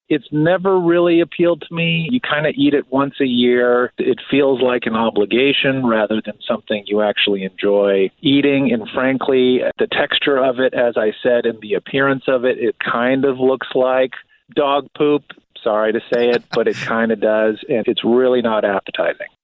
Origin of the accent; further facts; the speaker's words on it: outside of Chicago, Illinois, United States; I grew up in the Midwest. I grew up outside of the city of Chicago